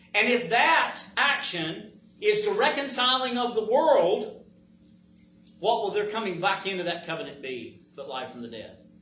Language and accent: English; United States; I'm an American